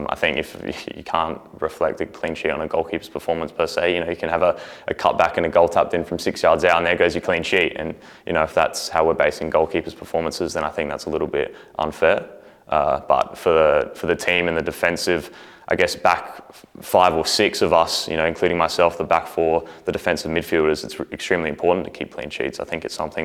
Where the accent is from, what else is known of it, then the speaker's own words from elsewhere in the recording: Australia; also born or lived in New Zealand; I very much consider myself Australian. I did spend, I have half my family in New Zealand and spent time there growing up, but I was born in Australia